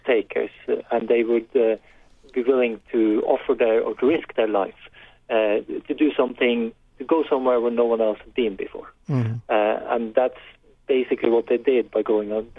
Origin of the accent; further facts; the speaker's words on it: Norway; I grew up in Norway when it was not a wealthy society in the 70s